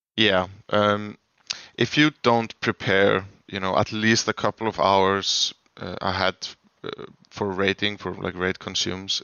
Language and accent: English; Iceland; I'm from Iceland.